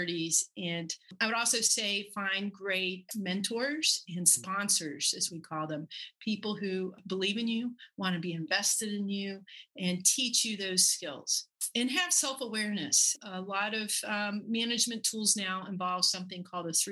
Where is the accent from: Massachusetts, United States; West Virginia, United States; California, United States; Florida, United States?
West Virginia, United States; Buckhannon; moved away; I'm from Buchanan, West Virginia.